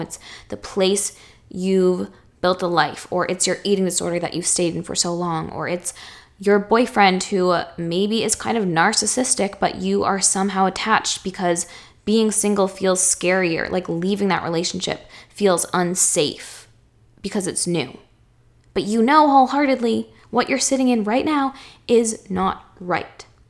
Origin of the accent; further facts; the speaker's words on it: Chelmsford, Massachusetts, United States; moved away as an adult; also born or lived in Boston, Massachusetts; now in Los Angeles, United States; fourth grade me, who lived in Chelmsford, Mass her whole life